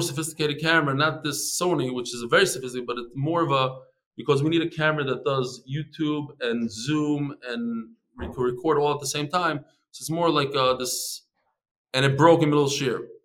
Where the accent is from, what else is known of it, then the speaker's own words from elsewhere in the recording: Chicago, Illinois, United States; I'm from Chicago